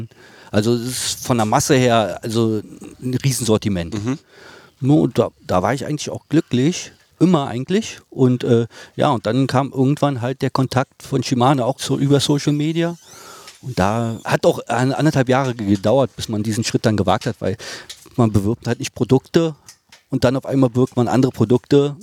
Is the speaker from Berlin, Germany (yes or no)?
yes; Berlin, Germany; bin da aufgewachsen, kenne da alle